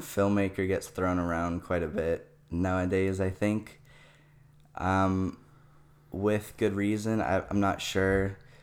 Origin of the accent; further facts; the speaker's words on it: Chandler, Arizona, United States; also born or lived in Canada; I was born in Canada. Um, and I lived there for about eight years. And then as a child, we moved to Arizona mm-hmm. here. And I kind of just grew up in the Chandler Gilbert area